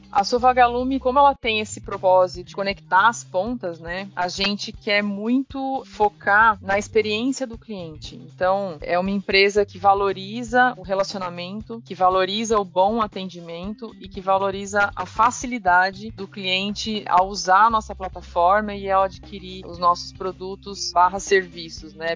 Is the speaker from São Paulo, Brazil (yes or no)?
yes; Taquaritinga, São Paulo, Brazil; also born or lived in Ribeirão Preto, São Paulo; sou de Taquaritinga. É uma cidade menor, assim. Eu estudei lá né, minha vida toda, durante o colégio, fiz toda a minha formação lá.